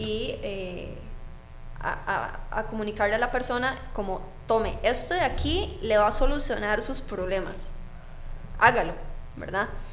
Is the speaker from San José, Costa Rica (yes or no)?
yes; Moravia, San José, Costa Rica; yo soy de Moravia, tenía que trasladarme hasta San Joaquín de Flores en bus